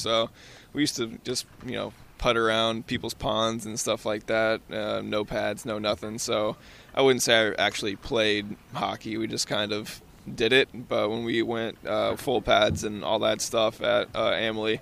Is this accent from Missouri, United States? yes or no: yes; St. Louis, Missouri, United States; I grew up in St. Louis as well